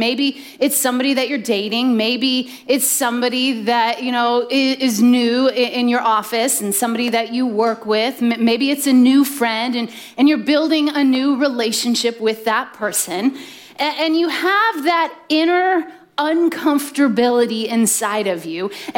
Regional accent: Midwest, United States; I grew up in the Midwest with two younger brothers

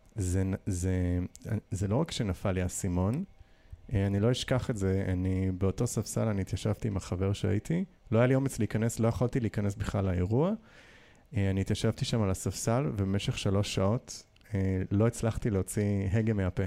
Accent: Nahariya, Northern District, Israel; moved away; also born or lived in Jerusalem / New York / Tel Aviv; נער שהתבגר בנהריה, בין גם להורים שעלו מברית המועצות

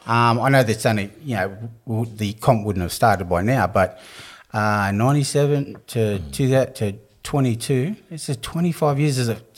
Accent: Newcastle, New South Wales, Australia; born and bred Newcastle.

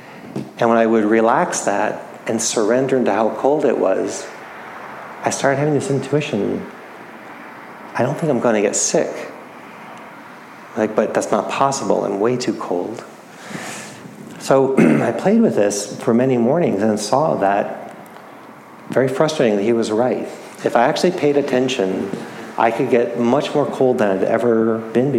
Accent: New England, United States; I grew up in New England, where we have a lot of cold, bitter winters

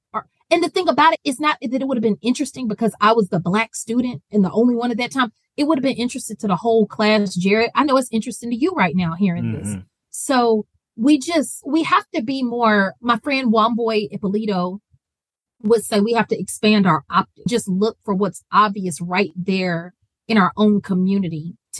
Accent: the South, United States; People from the South, we will die on our Southern hill, good, bad, ugly, complicated. I am riding for the South and I'm so proud of that.

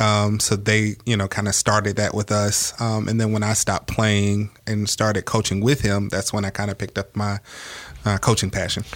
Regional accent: Georgia, United States; I'm originally from Georgia

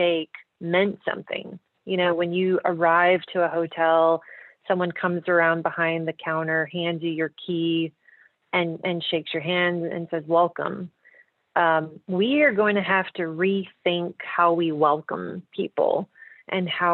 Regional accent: the South, United States; growing up in the South

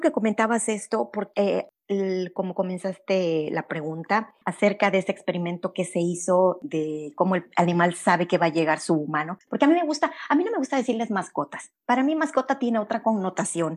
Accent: Veracruz, Mexico; moved away; also born or lived in Monterrey, Mexico; Yo nací en, en Veracruz, pero después me fui a vivir a Monterrey. Los últimos nueve años los pasé allá

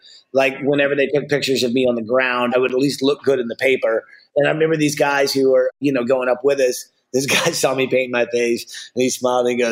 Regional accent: the South, United States; I grew up in the South

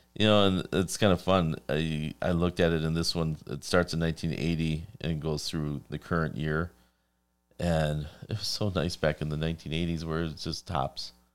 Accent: Wisconsin, United States; I'm from Wisconsin.

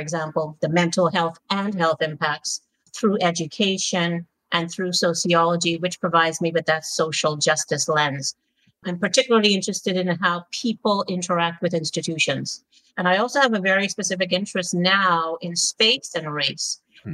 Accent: Montreal, Quebec, Canada; also born or lived in London, United Kingdom; now in Toronto, Canada; I was born in Montreal

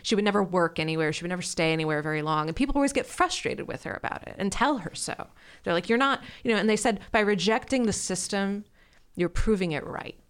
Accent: Ohio, United States; I grew up in Ohio

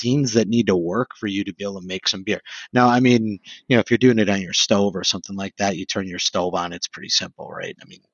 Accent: Sheboygan, Wisconsin, United States; also born or lived in Madison, Wisconsin; I'm from Sheboygan

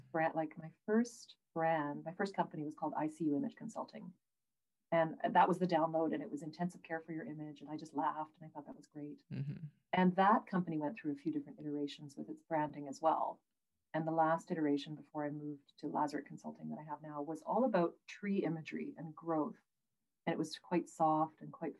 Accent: Prince George, British Columbia, Canada; I grew up in Prince George, right? So it's like the beard gravel pit capital of BC.

